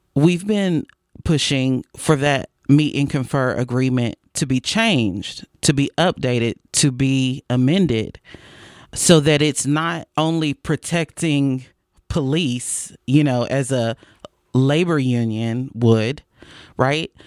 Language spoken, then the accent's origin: English; Fort Worth, Texas, United States; I was born and raised here in Fort Worth